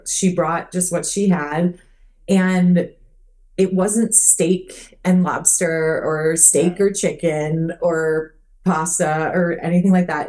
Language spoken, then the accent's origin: English; Minnesota, United States; also born or lived in Phoenix Scottsdale area, Arizona; now in Arizona, United States; where I grew up in Minnesota